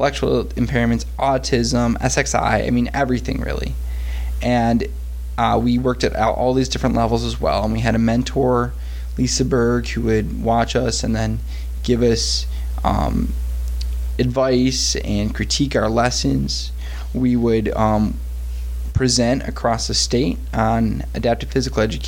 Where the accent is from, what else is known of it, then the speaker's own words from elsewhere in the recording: Detroit, Michigan, United States; I'm from Detroit, Michigan, and I grew up pretty impoverished. I grew up in a trailer park with a single mother until I was 10 years